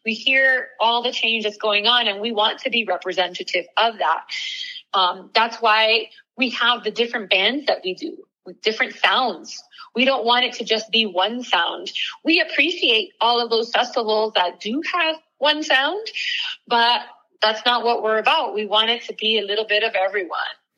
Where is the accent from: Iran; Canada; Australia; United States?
United States; Miami, Florida; moved away as an adult; both my husband and I are uh, born and raised in Miami